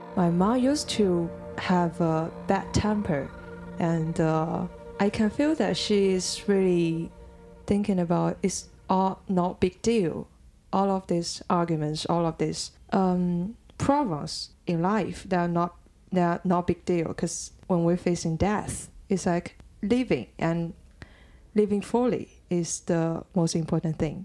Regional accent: Jingmen, Hubei, China; moved away; also born or lived in Wuhan; I'm from Jingmen.

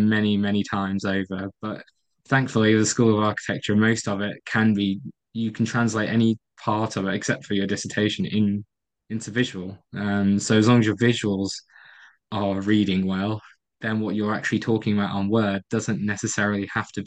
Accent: Stoke-on-Trent, West Midlands, United Kingdom; moved away; also born or lived in Portsmouth; Stoke-on-Trent as being my hometown

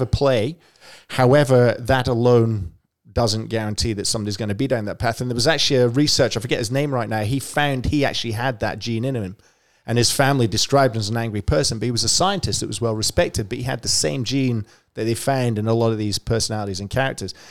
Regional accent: Scotland, United Kingdom; now in Melbourne, Australia; I grew up in Scotland

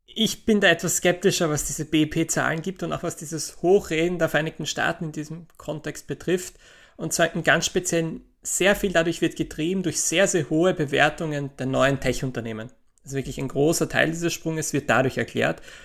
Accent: Austria; in Österreich, in meinem Heimatland

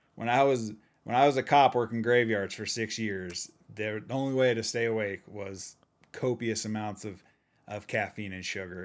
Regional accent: Utah, United States; I'm from Utah, and they call it pop in Utah also

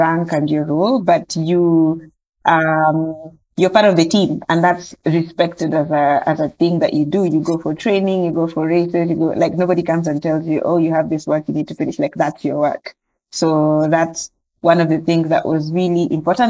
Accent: Kenya; also born or lived in Nairobi / Western Kenya; I grew up in Kenya, in between Nairobi and Western Kenya.

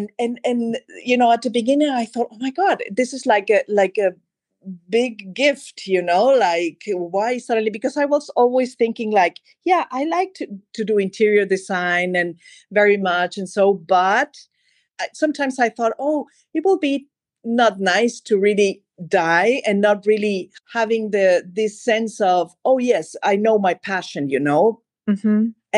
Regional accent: Mexico City, Mexico; born there; also born or lived in Madrid, Spain / Germany; Of course. Well, I was born in Mexico City. And then for different reasons in my life, I was living in Madrid for a long time. And then I moved back to Mexico, and then I was living in Germany for a long, long time.

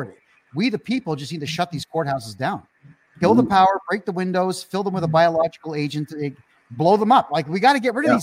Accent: Mississauga, Ontario, Canada; moved away as an adult; now in Costa Rica; I'm running for mayor of my hometown, Mississauga

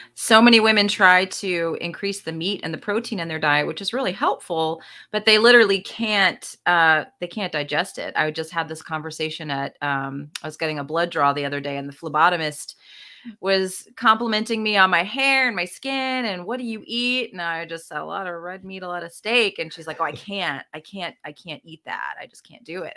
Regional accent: the South, United States; I'm from the South, too

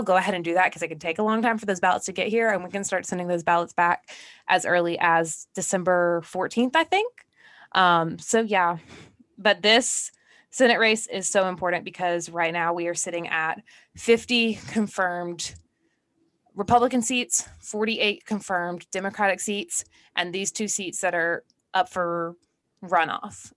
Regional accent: Georgia, United States; that's my home state

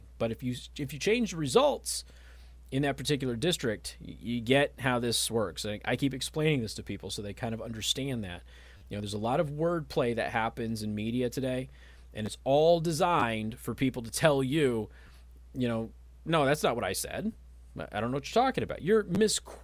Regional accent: Nevada, United States; now in Michiana, United States; my home state of Nevada

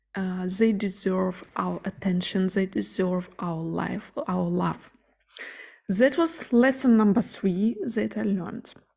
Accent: Ukraine; moved away; I'm originally from Ukraine and all my family and friends are living there

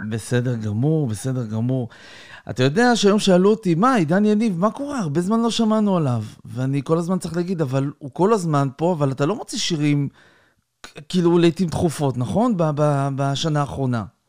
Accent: Israel; אנחנו ישראלים

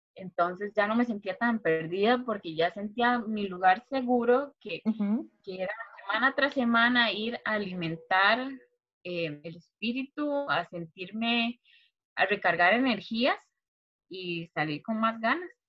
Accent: Turrialba, Cartago, Costa Rica; also born or lived in San José, Costa Rica; crecí en Turrialba. Eh, aquí pasé toda mi niñez

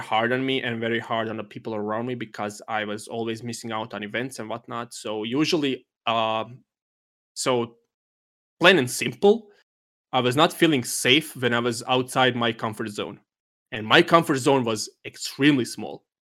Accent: Germany; from Germany.

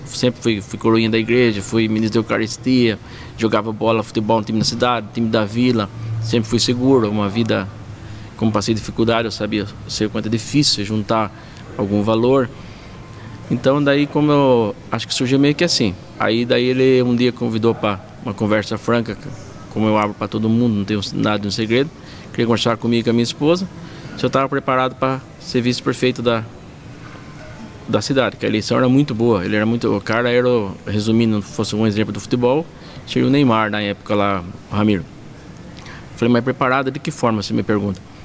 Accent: Cesário Lange, São Paulo, Brazil; also born or lived in Tatuí; Eu sou nascido em Tatuí, mas a vida inteira ali em Cesarlândia, criado com meus pais.

